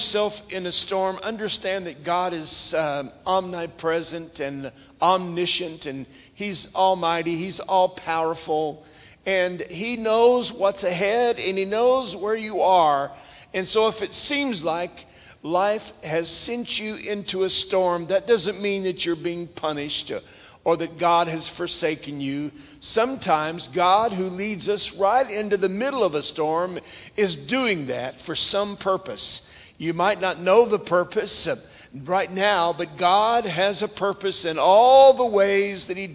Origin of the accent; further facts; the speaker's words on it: Tulsa, Oklahoma, United States; moved away; I was raised in Oklahoma, in the Tulsa area